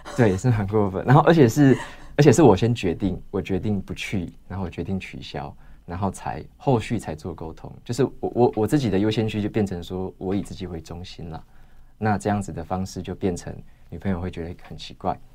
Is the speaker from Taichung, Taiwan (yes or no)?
no; Taitung, Taitung County, Taiwan; moved away as an adult; also born or lived in Taoyuan / Taipei / Hsinchu; 那我自己是在台东市出生 所以我是来自后山的小孩